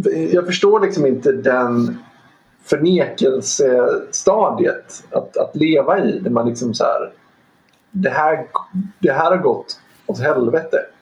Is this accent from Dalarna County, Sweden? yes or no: yes; Dalarna County, Sweden; moved away; jag har en, ehm, kompis som jag växte upp med uppe i Dalarna